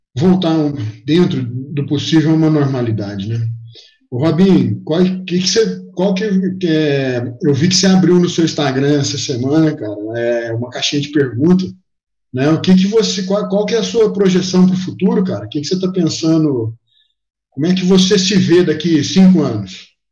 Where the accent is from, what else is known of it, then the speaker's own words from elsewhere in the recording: interior of Minas Gerais, Brazil; do cara do interior de Minas aqui